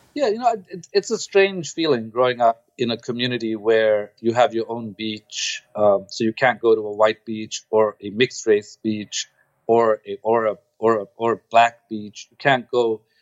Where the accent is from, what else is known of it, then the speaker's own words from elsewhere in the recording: Durban, KwaZulu-Natal, South Africa; moved away; also born or lived in Stellenbosch; I grew up in Durban